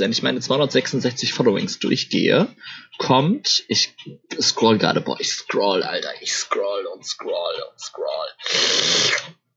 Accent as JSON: {"language": "German", "area": "Ruhr area", "region": "North Rhine-Westphalia", "country": "Germany", "moved": "yes", "said": "ich komme ja ursprünglich aus dem Ruhrport"}